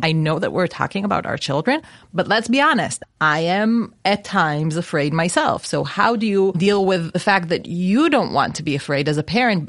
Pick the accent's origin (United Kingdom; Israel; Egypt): Israel; I grew up in Israel